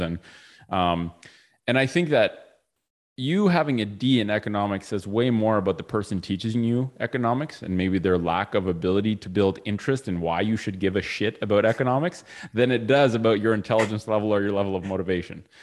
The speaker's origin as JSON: {"language": "English", "country": "Canada", "tie": "born or raised there", "said": "I was born in Canada"}